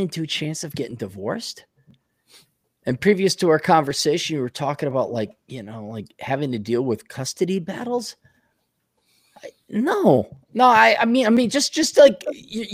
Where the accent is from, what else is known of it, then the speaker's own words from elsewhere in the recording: Milwaukee, Wisconsin, United States; grew up in Milwaukee in the 80s and 70s.